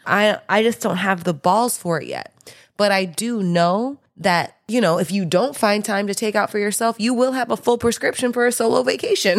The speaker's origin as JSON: {"language": "English", "region": "Midwest", "country": "United States", "said": "I'm from the Midwest."}